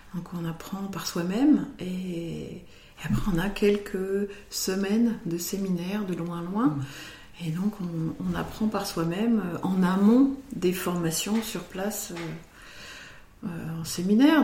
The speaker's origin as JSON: {"language": "French", "area": "Côte Chalonnaise, Burgundy", "region": "Bourgogne-Franche-Comté", "country": "France", "also_born_or_lived": "United States", "moved": "yes", "said": "de ma région d'origine, en Côte-Chalonnaise en Bourgogne"}